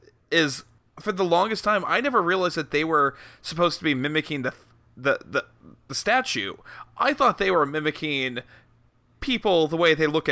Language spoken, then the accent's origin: English; Texas, United States; And I'm a Texan